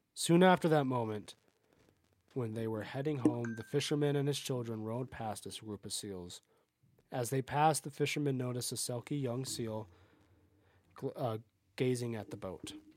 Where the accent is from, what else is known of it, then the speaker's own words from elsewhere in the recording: United States; my family is more Scottish than we are Irish, even though we are American and not truly either